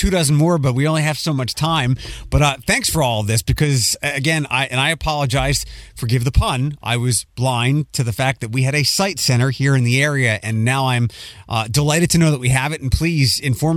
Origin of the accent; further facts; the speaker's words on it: Philadelphia, Pennsylvania, United States; moved away; I'm from Philadelphia